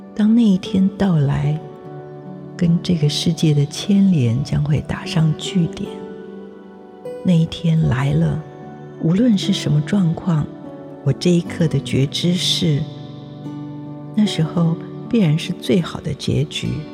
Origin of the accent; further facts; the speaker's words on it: Taiwan; 我生在台湾